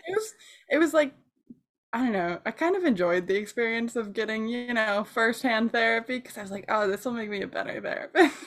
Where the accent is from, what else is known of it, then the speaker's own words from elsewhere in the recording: Michigan, United States; I grew up in Michigan